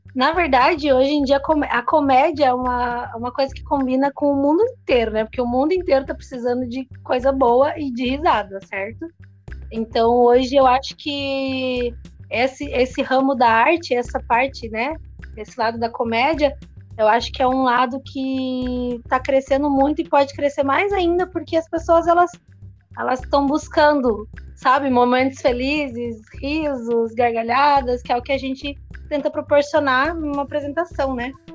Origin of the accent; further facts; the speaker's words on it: Paranaguá, Paraná, Brazil; also born or lived in Antonina / Guaratuba; now in Pontal do Paraná, Brazil; eu sou de Paranaguá, então eu estudei a vida inteira em Paranaguá